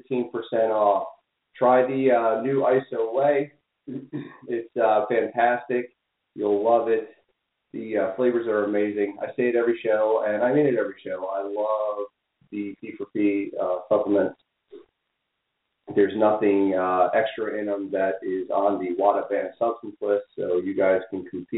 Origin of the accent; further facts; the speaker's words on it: New England, United States; I'm a Yankee from New England